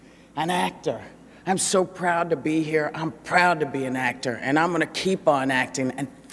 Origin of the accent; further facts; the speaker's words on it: New York, United States; I come from New York. As a little kid, I lived in the projects.